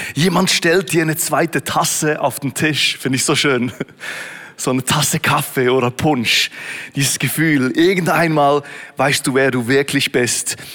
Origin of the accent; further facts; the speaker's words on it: Switzerland; In Beatenberg, Berner Oberland, etwa so eine Stunde von wo ich aufgewachsen bin